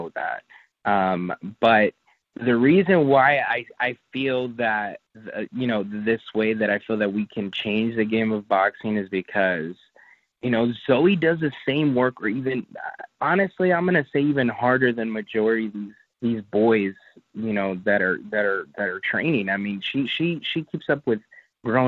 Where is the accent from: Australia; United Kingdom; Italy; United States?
United States; Los Angeles, California; moved away; we're from Los Angeles